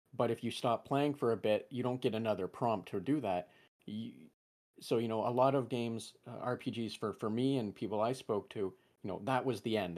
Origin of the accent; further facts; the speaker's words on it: England, United Kingdom; first language English; being English, or having English as my primary language